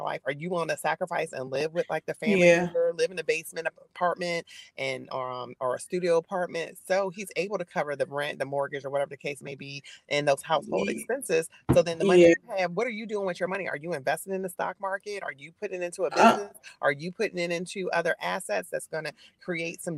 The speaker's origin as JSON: {"language": "English", "town": "Albany", "country": "United States", "tie": "born or raised there", "said": "I was born and raised in Albany"}